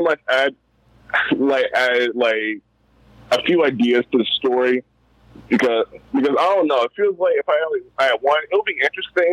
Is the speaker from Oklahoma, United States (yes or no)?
no; Baltimore, Maryland, United States; I'm from Baltimore, Maryland